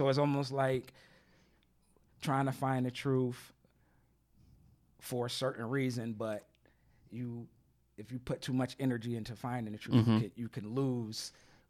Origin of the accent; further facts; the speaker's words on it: Philadelphia, Pennsylvania, United States; I'm from Philadelphia.